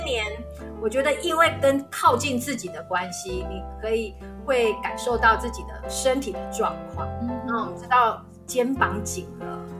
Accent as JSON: {"language": "Chinese", "country": "Taiwan", "said": "我们台湾人"}